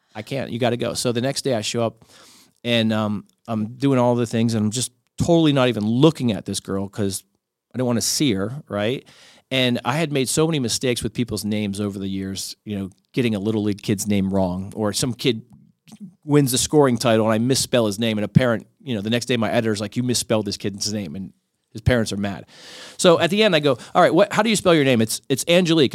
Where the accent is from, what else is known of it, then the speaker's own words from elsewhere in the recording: Miami, Florida, United States; I grew up in Miami